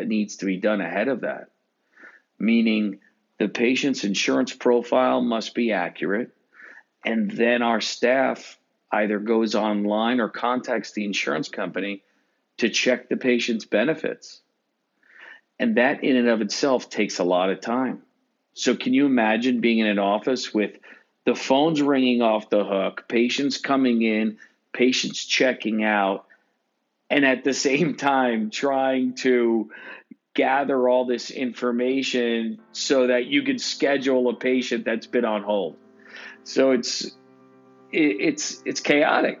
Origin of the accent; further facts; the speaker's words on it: Long Island, New York, United States; I grew up in Long Island